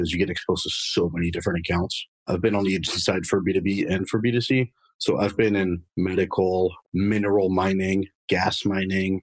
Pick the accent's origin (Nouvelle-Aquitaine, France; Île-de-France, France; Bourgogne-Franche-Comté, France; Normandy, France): Île-de-France, France; Paris; moved away as an adult; now in United States; I was actually born and raised in Paris, France. Lived there for about 20 years